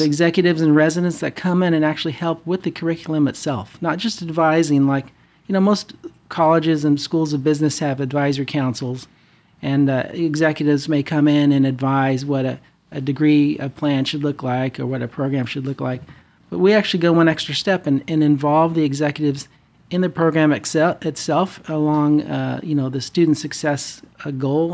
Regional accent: Fresno, California, United States; moved away as an adult; also born or lived in Bay Area / Irvine / Denver; now in Orange County, United States; born and raised in the Central Valley in Fresno

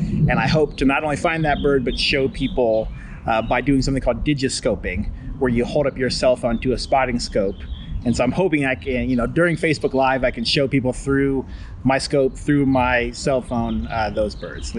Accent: Columbus, Ohio, United States; moved away as an adult; now in Brookhaven, United States; I grew up in Columbus, Ohio.

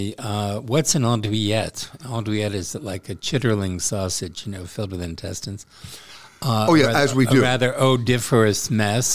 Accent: United States; now in France; my home country

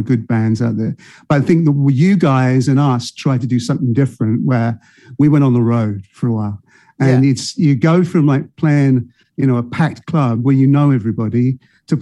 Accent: London, United Kingdom; moved away as an adult; now in Chicago, United States; I spent a long time growing up in North London, and pretty much through school and everything in North London

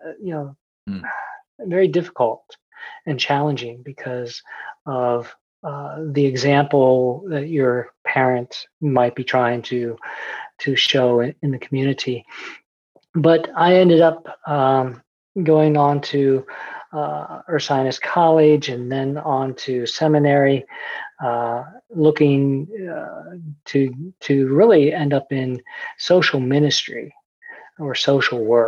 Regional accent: central Pennsylvania, United States; where I grew up in central Pennsylvania, and I was a PK, a preacher's kid

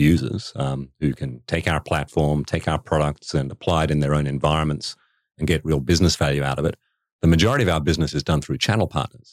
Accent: Western Australia, Australia; moved away; growing up in Western Australia, uh, meant that, uh, I lived in an environment reasonably remote

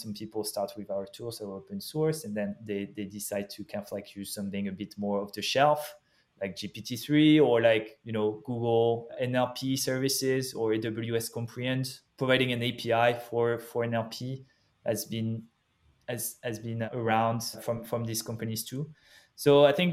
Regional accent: France; accent: French; English is a second language; moved away; also born or lived in Paris; Back in Paris, French, obviously, as you can hear from my from my accent.

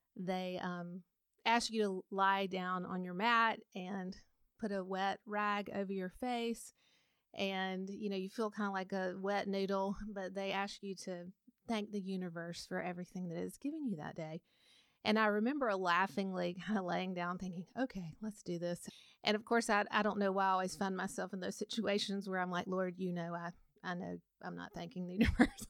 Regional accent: Montgomery, Alabama, United States; I grew up in Montgomery, Alabama

